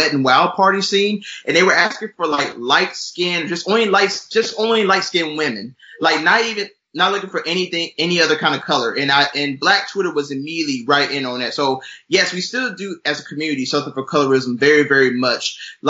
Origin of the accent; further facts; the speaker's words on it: Georgia, United States; moved away; I came from Georgia.